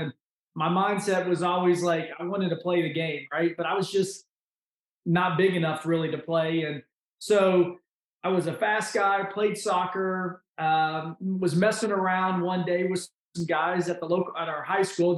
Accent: Lexington, Kentucky, United States; I was born and raised in Lexington, Kentucky

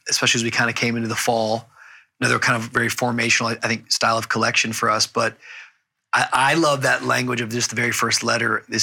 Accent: Smyrna, United States; And so I'm from Smyrna, yo.

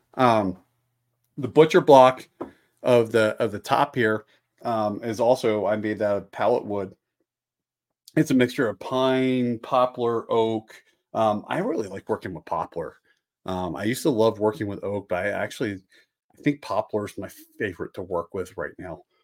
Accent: just outside of Philadelphia, Pennsylvania, United States; I grew up just outside of Philadelphia

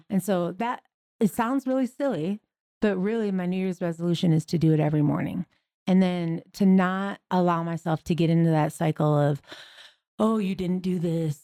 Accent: Michigan, United States; moved away; I'm originally from Michigan

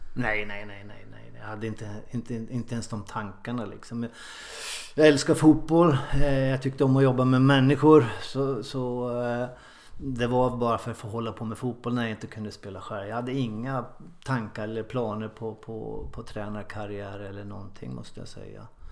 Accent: Ljusdal, Gävleborg County, Sweden; moved away as an adult; also born or lived in Sundsvall; now in Mölnlycke, Sweden; gjorde debut i A-laget hemma i Ljusdal, då, Ljusdals IF, som 16-åring

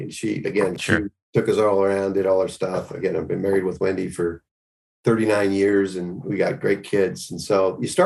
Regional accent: Richmond, British Columbia, Canada; moved away as an adult; now in United States; I'm Canadian.

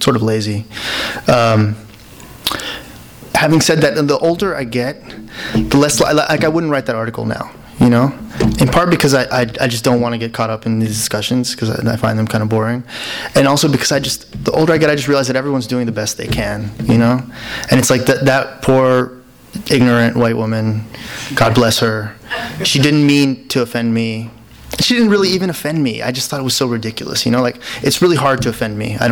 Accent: Alabama, United States; moved away; also born or lived in Peru / New York; I was raised in Alabama

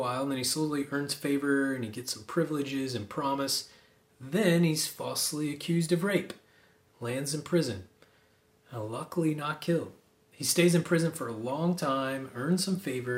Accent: Oklahoma, United States; I grew up in Oklahoma, where high school football is a religion.

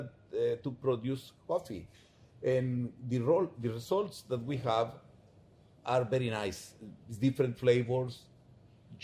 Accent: Palencia, Guatemala Department, Guatemala; we are from Palencia. We are so proud to be in Palencia

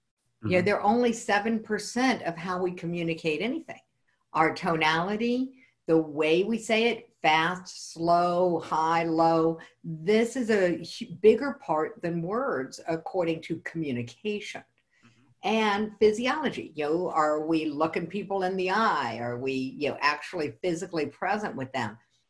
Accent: the South, United States; because I'm really from the South.

